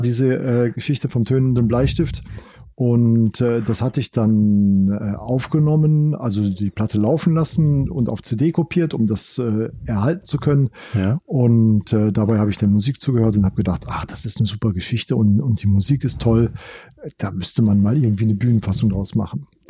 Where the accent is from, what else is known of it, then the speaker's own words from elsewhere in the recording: Rhineland, Germany; Ich bin ja im Rheinland groß geworden